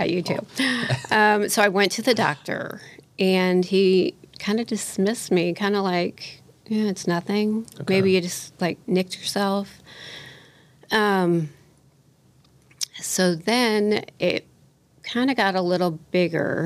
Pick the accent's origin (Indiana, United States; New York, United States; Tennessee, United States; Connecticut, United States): Indiana, United States; Indianapolis; also born or lived in Chicago, Illinois; I grew up here in Indy. My whole life. Yeah. I grew up here